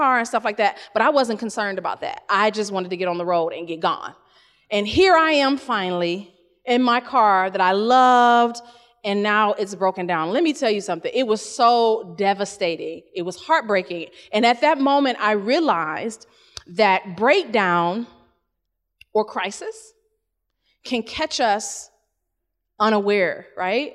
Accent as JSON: {"language": "English", "region": "Ohio", "country": "United States", "said": "I'm from Ohio"}